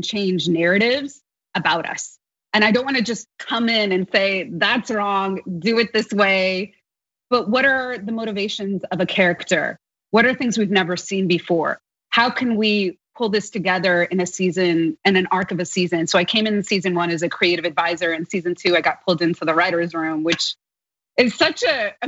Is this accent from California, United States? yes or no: yes; Los Angeles, California, United States; growing up in Los Angeles